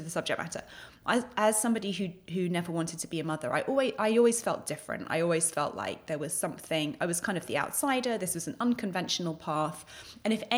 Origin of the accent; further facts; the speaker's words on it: United Kingdom; moved away as an adult; now in United States; So I'm British by birth. I've been based in the US for 11 years now